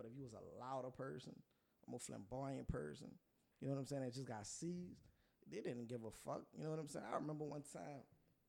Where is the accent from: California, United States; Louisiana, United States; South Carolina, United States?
Louisiana, United States; Plaquemines Parish; I'm from down the road, but I didn't grow up down there. Right. I grew up in Delcourt or Brave, however you want to say it. I don't have the right last name.